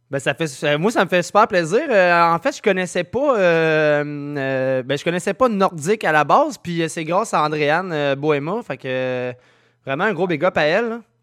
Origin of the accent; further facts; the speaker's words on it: Saint-Nicolas, Quebec, Canada; also born or lived in Sainte-Marie-de-Beauce; now in Saint-Narcisse, Canada; je suis natif de Saint-Nicolas